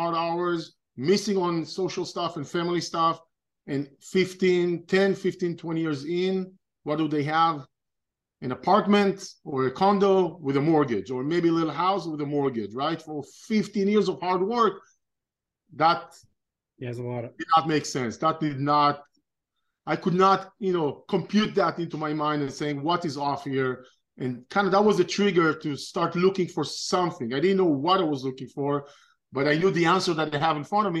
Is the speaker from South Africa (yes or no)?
no; Israel; moved away as an adult; now in United States; I'm originally from Israel. I was born and raised in Israel, grew up in Israel